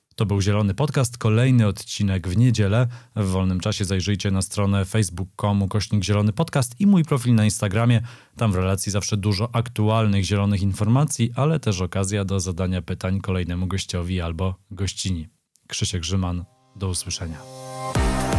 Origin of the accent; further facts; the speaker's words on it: Poland; ja się urodziłem e, w schyłkowym PRL-u, ale już wychowywałem się w wolnej Polsce